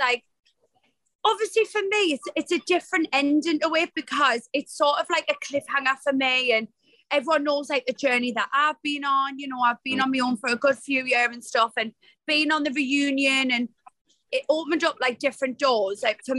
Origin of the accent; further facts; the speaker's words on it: Newcastle upon Tyne, North East England, United Kingdom; us Geordies